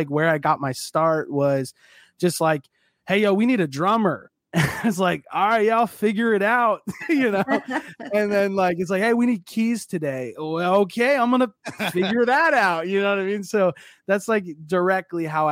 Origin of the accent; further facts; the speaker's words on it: Minneapolis, Minnesota, United States; now in Cincinnati, United States; I was born and raised in Minneapolis